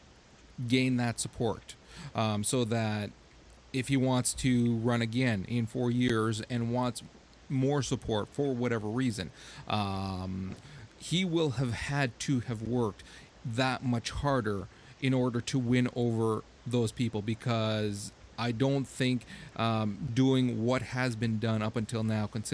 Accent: Canada; for being Canadian

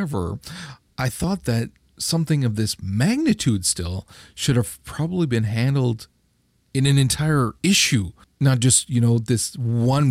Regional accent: Canada; I'm Canadian

